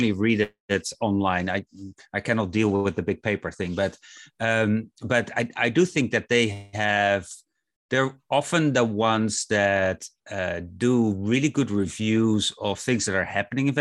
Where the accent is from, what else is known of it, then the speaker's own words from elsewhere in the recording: Kansas City, United States; my hometown, Kansas City